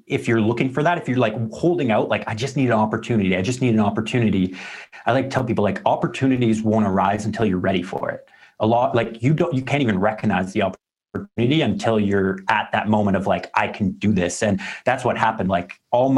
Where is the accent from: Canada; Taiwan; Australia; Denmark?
Canada